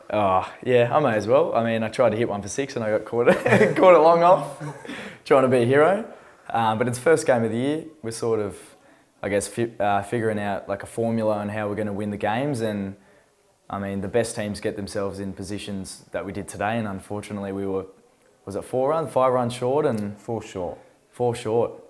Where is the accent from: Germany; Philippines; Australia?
Australia; now in United Kingdom; even for an Australian, uh, as an Australian, I think I'm average.